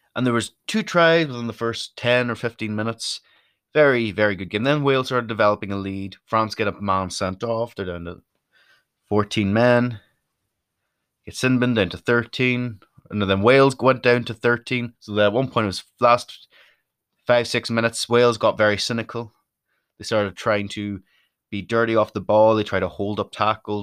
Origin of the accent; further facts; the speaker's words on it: Donegal, Ulster, Ireland; also born or lived in Derry; I'm from Donegal, which is the most northerly county